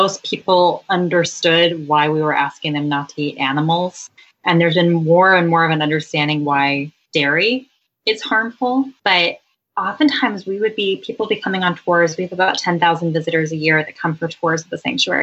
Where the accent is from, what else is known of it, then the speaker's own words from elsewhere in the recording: California, United States; I'm from California